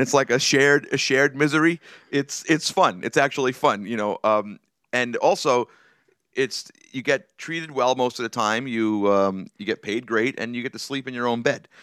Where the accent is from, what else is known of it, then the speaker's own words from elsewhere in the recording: New York City, New York, United States; also born or lived in Brooklyn; I spent most of my, uh, life growing up on Staten Island